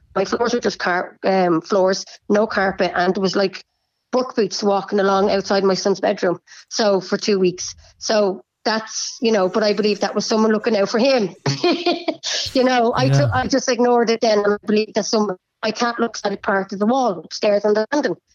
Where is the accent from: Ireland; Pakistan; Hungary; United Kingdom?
Ireland; Bray, Leinster; I'm from Bray